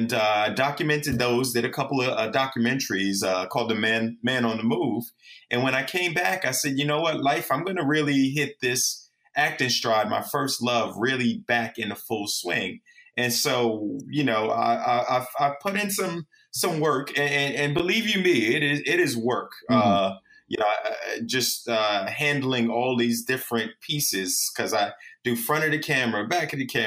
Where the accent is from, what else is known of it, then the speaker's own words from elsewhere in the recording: New York City, New York, United States; I was born and raised in the Bronx, New York